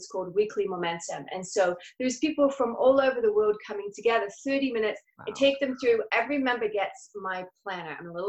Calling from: La Quinta, California, United States; I'm coming from La Quinta, which for those of you who don't know California that well, is by Palm Springs in California.

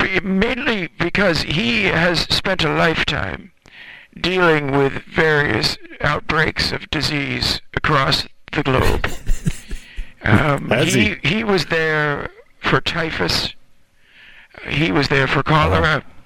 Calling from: Sun City, Florida, United States; I'm calling from Sun City, Florida.

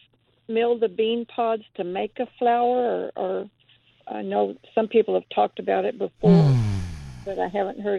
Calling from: Cotulla, Texas, United States; I'm calling from Cotulla.

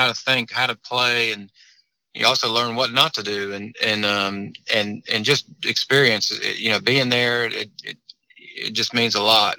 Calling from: Greensboro, North Carolina, United States; I'm in a Cracker Barrel parking lot in Greensboro, North Carolina.

